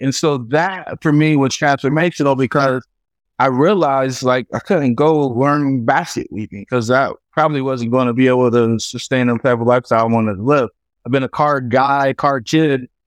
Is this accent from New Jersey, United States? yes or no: no; Fayetteville, North Carolina, United States; I grew up in Fayetteville, North Carolina, the son of a soldier and a stay at home mom.